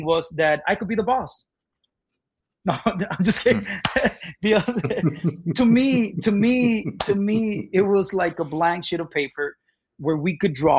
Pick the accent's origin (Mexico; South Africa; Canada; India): Mexico; moved away as an adult; now in United States; I was born and raised in Mexico till I was 18.